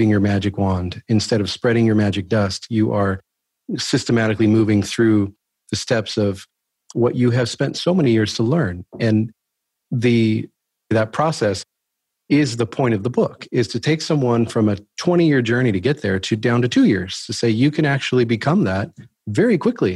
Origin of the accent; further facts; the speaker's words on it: Southern California, United States; I'm born and raised in Southern California